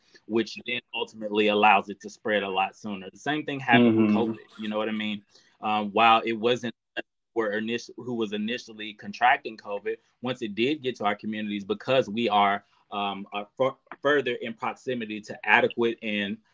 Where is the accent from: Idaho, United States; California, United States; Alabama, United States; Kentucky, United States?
Alabama, United States; moved away; I go home. I'm from Alabama. I go home and I still have family members